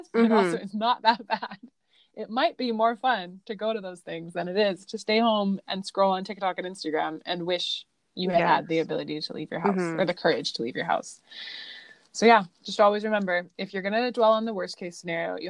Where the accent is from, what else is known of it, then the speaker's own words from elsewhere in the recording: Italy; moved away; growing up in Italy